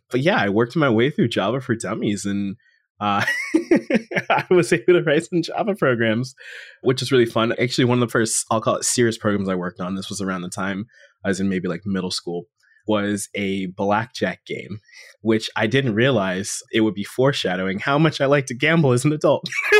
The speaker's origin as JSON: {"language": "English", "region": "Florida", "country": "United States", "tie": "born there", "said": "I was born in South Florida, so I am your friendly local Florida man. You know, I no longer reside there"}